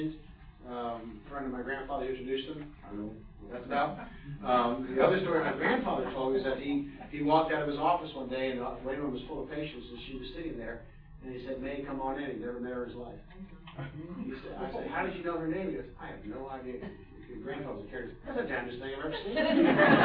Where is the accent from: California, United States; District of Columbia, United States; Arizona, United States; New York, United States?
District of Columbia, United States; Washington; I grew up in the Washington, D.C. area.